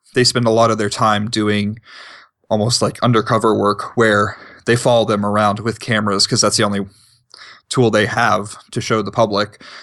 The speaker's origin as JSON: {"language": "English", "region": "East Coast", "country": "United States", "tie": "born or raised there", "moved": "as an adult", "lives_now": "Montana, United States", "said": "growing up on the East Coast"}